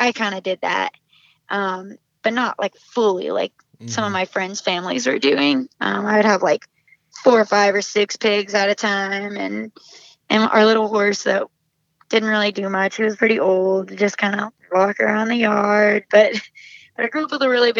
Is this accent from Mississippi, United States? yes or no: no; Southwest Oklahoma, United States; moved away as an adult; now in Nashville, United States; my little farming community hometown